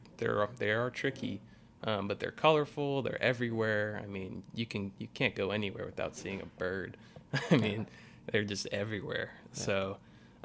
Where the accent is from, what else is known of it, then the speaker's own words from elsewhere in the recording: Boerne, Texas, United States; raised in Burney, Texas, just north of San Antonio